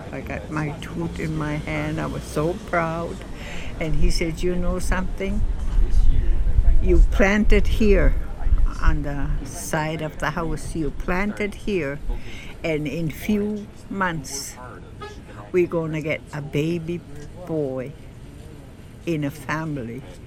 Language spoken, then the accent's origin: English; Elsipogtog First Nation, New Brunswick, Canada; I was born here in Reserve and I was born, and then they told my dad that it was a girl.